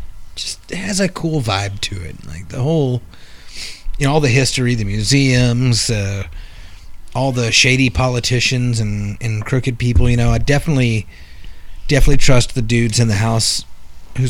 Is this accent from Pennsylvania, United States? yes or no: no; Queens, New York, United States; being a New Yorker and, you know, born and raised in Queens.